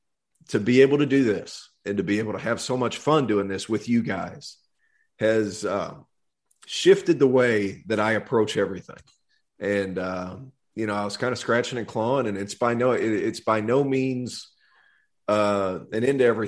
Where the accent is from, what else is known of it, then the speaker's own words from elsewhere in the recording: Tennessee, United States; I'm from Tennessee